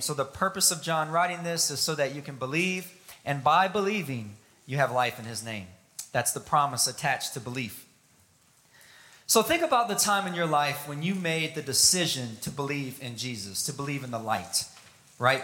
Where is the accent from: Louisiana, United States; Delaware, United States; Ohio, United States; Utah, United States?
Louisiana, United States; South; growing up in South Louisiana